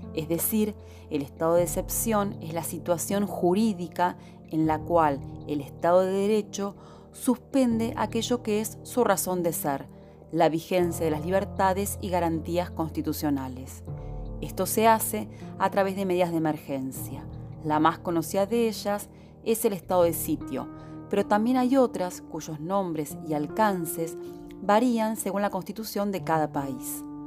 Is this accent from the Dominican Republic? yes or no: no; Argentina